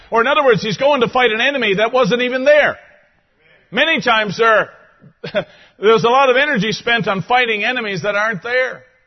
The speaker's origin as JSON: {"language": "English", "country": "Canada", "said": "I'm a Canadian"}